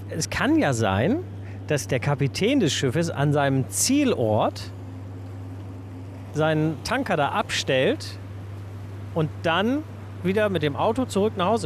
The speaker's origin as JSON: {"language": "German", "region": "Northern Germany", "country": "Germany", "tie": "born there", "lives_now": "Niederkassel, Germany", "said": "Ich als gebürtiges Nordlicht merke an solchen äh, Tagen, in solchen Momenten immer wieder, dass ich Wasser brauche."}